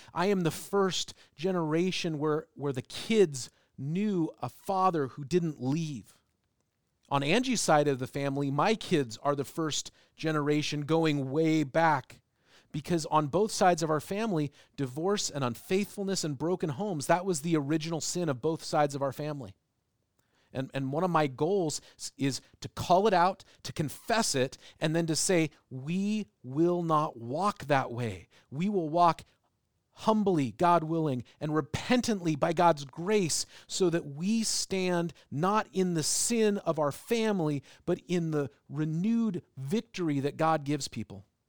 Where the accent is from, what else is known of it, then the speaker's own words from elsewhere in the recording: United States; also born or lived in England; I was from America